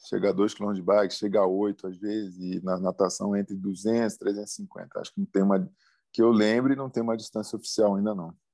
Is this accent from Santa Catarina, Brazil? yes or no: no; Rio de Janeiro, Brazil; tô numa Olimpíada, na minha cidade, onde eu nasci, com a família inteira